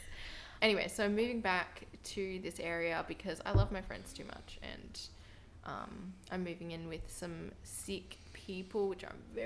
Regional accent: Clunes, New South Wales, Australia; now in Brisbane, Australia; Clunes, yeah, sort of like 30, 40 minutes from Byron Bay in New South Wales

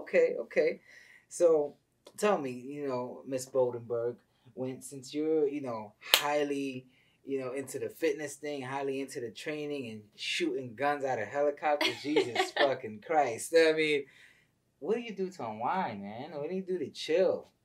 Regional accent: New York City, New York, United States; moved away; I'm a city boy. I'm originally from the Bronx

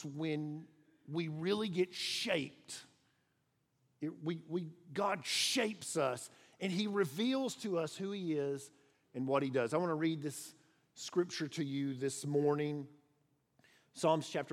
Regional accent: outside of Chattanooga, Tennessee, United States; I grew up outside of Chattanooga

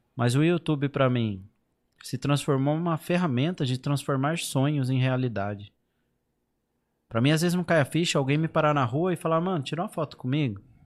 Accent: Brazil; moved away as an adult; now in Portugal; Eu cresci ali no Chacras Unidas

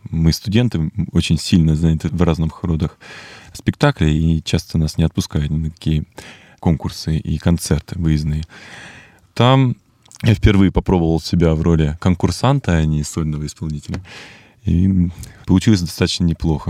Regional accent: Irkutsk, Irkutsk Oblast, Russia; moved away as an adult; now in Moscow, Russia; в этом городе, в Иркутске, моем родном городе

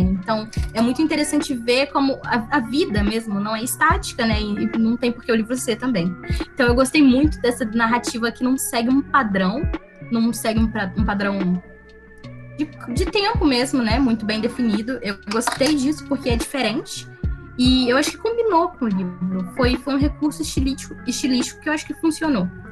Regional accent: Brazil; a gente é brasileiro

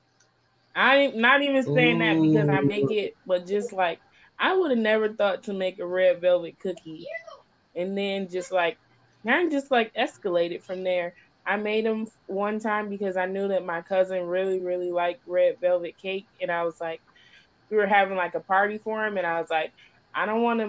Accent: Michigan, United States; I'm from Michigan

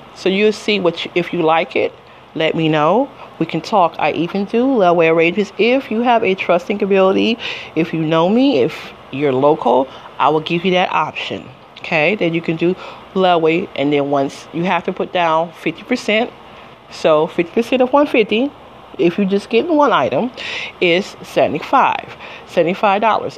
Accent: Detroit, Michigan, United States; also born or lived in Las Vegas, Nevada / Georgia; now in New Jersey, United States; I'm from Detroit, Michigan originally

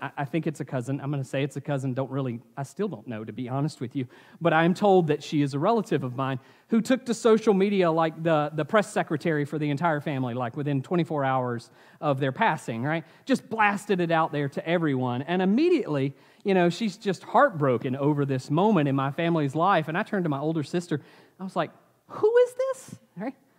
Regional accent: Asheville, North Carolina, United States; I grew up in Asheville

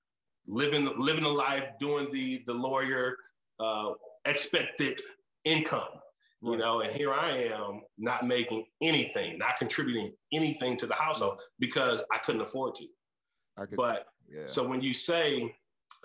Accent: Muskegon Heights, Michigan, United States; moved away as an adult; also born or lived in Chicago; I'm still from Muskegon Heights

